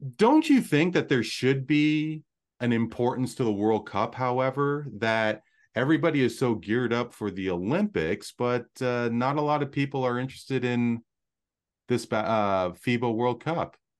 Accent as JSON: {"language": "English", "country": "Canada", "said": "from my perspective as a Canadian"}